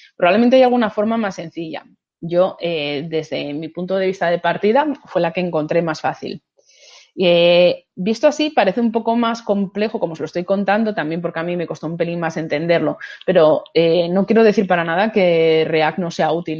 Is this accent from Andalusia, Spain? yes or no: no; Asturias, Spain